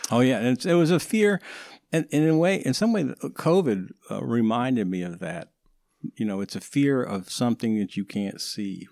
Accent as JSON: {"language": "English", "town": "Woodstock", "region": "New York", "country": "United States", "tie": "born or raised there", "said": "growing up in Woodstock"}